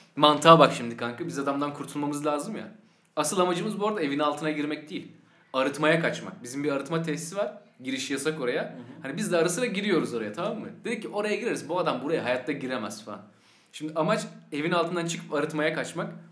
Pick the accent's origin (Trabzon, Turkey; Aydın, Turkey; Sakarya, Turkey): Sakarya, Turkey; born or raised there